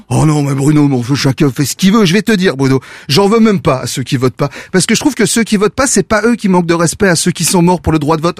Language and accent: French; Belgium; now in France; en tant que Belge